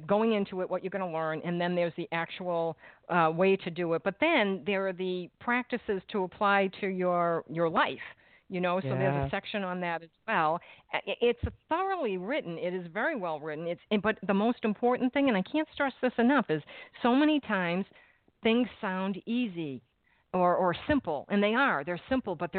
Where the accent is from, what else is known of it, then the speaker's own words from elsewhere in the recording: Massachusetts, United States; moved away; I am from Massachusetts, and I lived there at the time